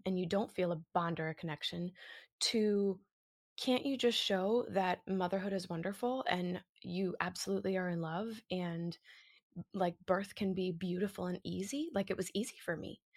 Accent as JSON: {"language": "English", "area": "just south of Boston", "region": "Massachusetts", "country": "United States", "moved": "yes", "lives_now": "New York, United States", "said": "I live in a story in New York at the moment, but I'm originally from Massachusetts, just south of Boston, north of Providence"}